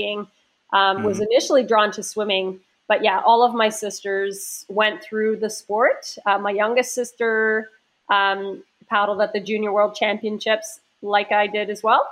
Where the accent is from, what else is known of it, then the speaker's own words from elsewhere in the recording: Waverley, Nova Scotia, Canada; I grew up in Waverley